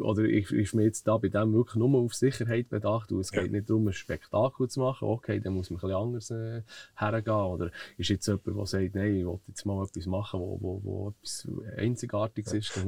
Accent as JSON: {"language": "German", "town": "Zollikofen", "region": "Bern", "country": "Switzerland", "tie": "born or raised there", "said": "Aufgewachsen äh, bin ich eigentlich hier in Zollikofen"}